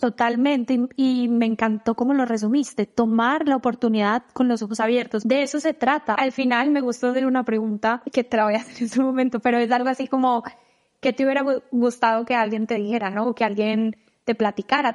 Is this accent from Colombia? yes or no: yes; Colombia; moved away as an adult; now in United States; yo ya salí de Colombia desde hace 10 eh, años